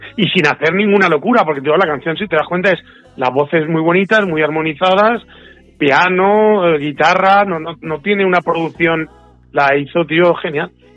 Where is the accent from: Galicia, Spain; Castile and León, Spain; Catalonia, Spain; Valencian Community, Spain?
Valencian Community, Spain; Manises; mi pueblo de Manises